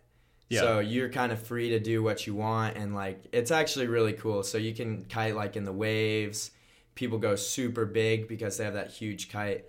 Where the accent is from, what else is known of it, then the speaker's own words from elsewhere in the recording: United States; I grew up on Lake Minnehaha, so that was a big pull.